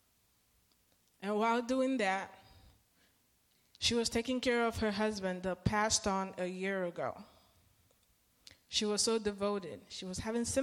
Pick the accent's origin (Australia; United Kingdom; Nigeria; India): Nigeria; now in United States; I come from a culture, I'm Nigerian, or we are Nigerian